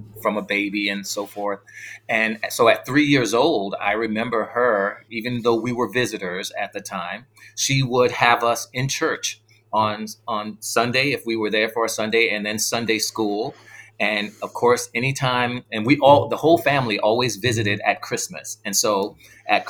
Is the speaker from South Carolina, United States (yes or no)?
yes; South Carolina, United States; born or raised there; also born or lived in New York City, New York, United States